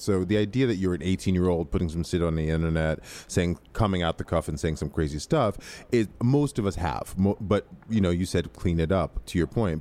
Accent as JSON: {"language": "English", "region": "Midwest", "country": "United States", "tie": "born or raised there", "said": "I grew up in the Midwest"}